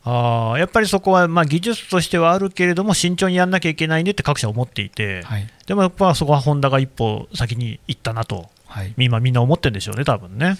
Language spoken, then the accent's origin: Japanese; Nagoya, Aichi, Japan; moved away; 僕もあの、まあ、名古屋というか、愛知県の出身なんですけど